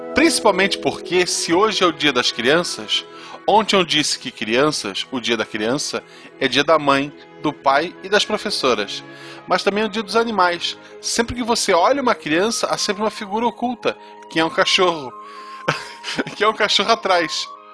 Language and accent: Portuguese; Florianópolis, Santa Catarina, Brazil; Florianópolis não é Desterro, sou de Desterro